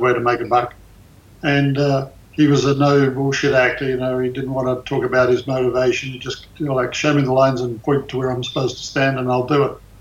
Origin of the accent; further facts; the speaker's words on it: Australia; now in United States; I was born in Australia.